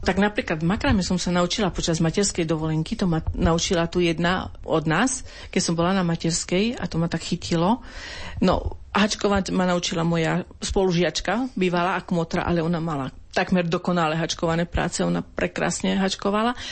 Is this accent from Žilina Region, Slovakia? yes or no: no; Geča, Košice Region, Slovakia; jedné roraty boli u nás v Geči a druhé boli vo filiálke v Bakši